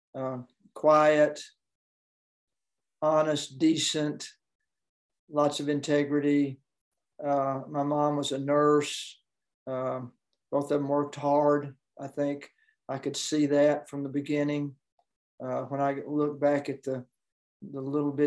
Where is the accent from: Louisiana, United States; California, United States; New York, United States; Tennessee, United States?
Tennessee, United States; Knoxville; I grew up in Knoxville, Tennessee, home of the University of Tennessee